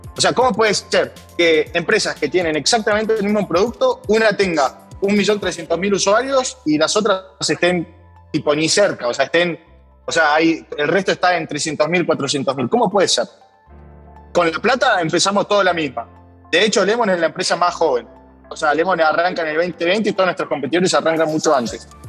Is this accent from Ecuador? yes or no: no; Argentina; fui seleccionado como emprendedor argentino para la delegación del G20